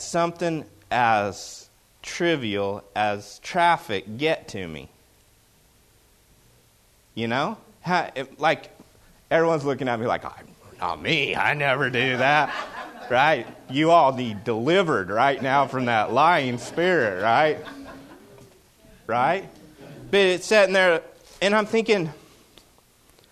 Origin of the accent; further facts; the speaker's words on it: the South, United States; now in Pacific Northwest, United States; I grew up in the South